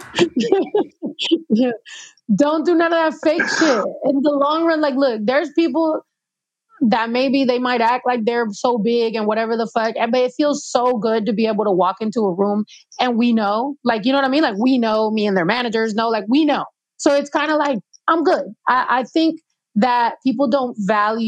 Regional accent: Mexico; also born or lived in New York; I was the only Mexican girl

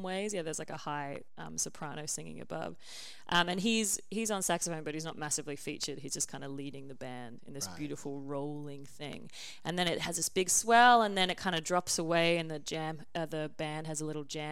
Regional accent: Australia; I'm Australian

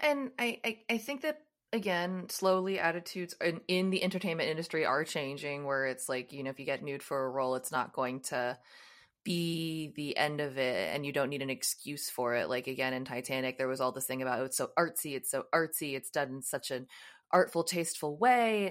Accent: United States; I'm from the United States

